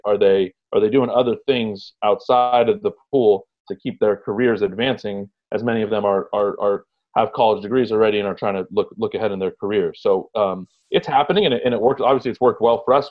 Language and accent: English; San Gabriel Valley, California, United States; born or raised there; also born or lived in Egypt / Houston, Texas